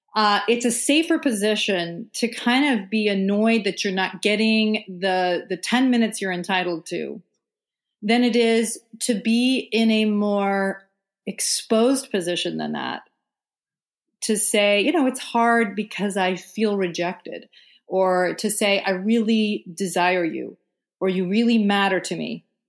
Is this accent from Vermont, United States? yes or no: yes; Vermont, United States; I'm actually sitting in Vermont right now